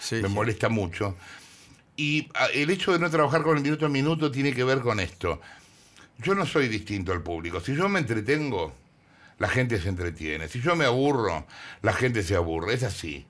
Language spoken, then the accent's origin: Spanish; Argentina; soy, soy re argentino